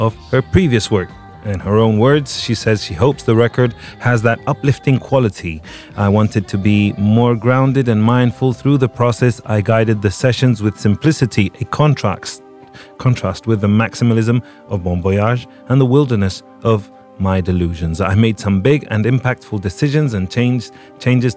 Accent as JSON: {"language": "English", "town": "Torremolinos", "region": "Andalusia", "country": "Spain", "tie": "born or raised there", "said": "my hometown of Torremolinos"}